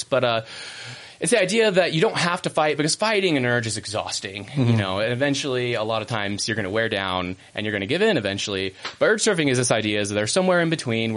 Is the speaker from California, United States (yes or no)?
yes; San Diego, California, United States; moved away; I'm from San Diego originally